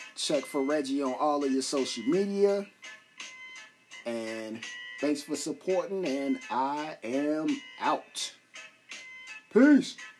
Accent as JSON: {"language": "English", "town": "Chicago", "region": "Illinois", "country": "United States", "said": "I'm dude from Chicago"}